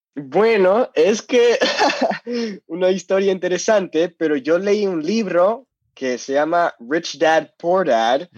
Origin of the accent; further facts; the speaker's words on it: Los Angeles, California, United States; Spanish is a second language; also born or lived in Seville, Spain; soy de California, soy de Los Ángeles, vivo en Los Ángeles